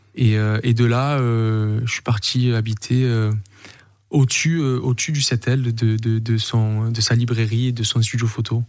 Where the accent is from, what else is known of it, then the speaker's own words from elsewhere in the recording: Saint-Victoret, Provence-Alpes-Côte d'Azur, France; also born or lived in Marignane / Corsica; je suis Marseillais, je suis, euh, je suis né à Marignane, j'ai grandi à Saint-Victoré, je suis du Sud